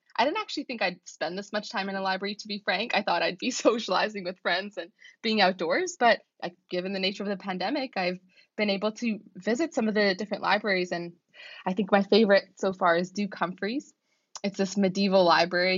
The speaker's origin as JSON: {"language": "English", "town": "Vancouver", "region": "British Columbia", "country": "Canada", "moved": "as an adult", "lives_now": "Oxford, United Kingdom", "said": "I come from Vancouver though, so we're on the west coast of Canada"}